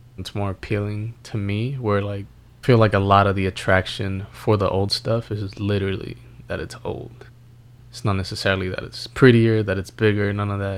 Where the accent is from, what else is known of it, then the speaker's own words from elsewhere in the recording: New York City, New York, United States; we grew up in New York City